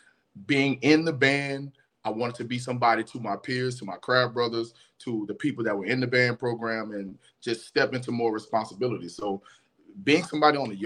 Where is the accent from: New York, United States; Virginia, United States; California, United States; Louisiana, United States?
Louisiana, United States; New Orleans; I grew up in New Orleans, I'm from New Orleans